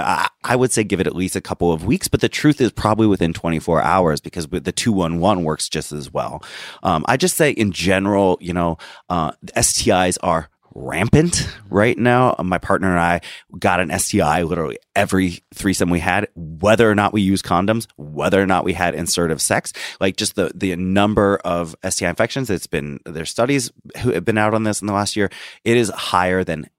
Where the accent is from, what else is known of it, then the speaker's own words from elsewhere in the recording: Washington, United States; my home state of Washington